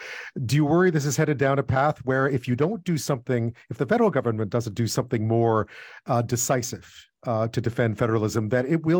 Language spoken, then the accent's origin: English; Quebec, Canada; I grew up in Quebec.